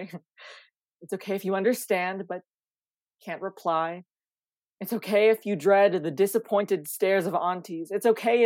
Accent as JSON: {"language": "English", "country": "Canada", "tie": "born or raised there", "said": "as a first generation Canadian, my family immigrated here from the Philippines in 2001. When I was born in 2006. I was just very much born in a very predominantly like white communities."}